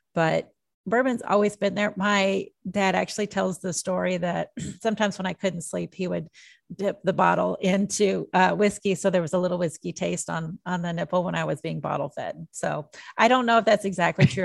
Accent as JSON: {"language": "English", "town": "Jeffersonville", "region": "Indiana", "country": "United States", "tie": "born or raised there", "also_born_or_lived": "Nashville, Tennessee", "lives_now": "Kentucky, United States", "said": "I grew up in Jeffersonville, Indiana"}